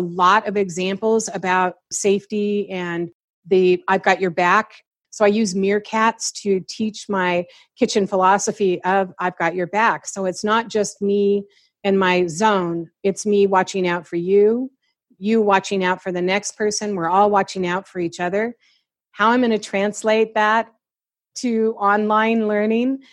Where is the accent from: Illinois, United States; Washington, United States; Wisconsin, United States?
Washington, United States; Seattle; moved away; because I'm from Seattle, I know a lot of chefs there.